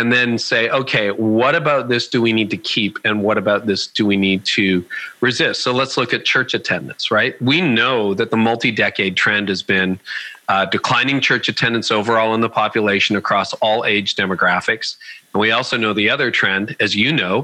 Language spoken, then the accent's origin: English; Canada; I'm Canadian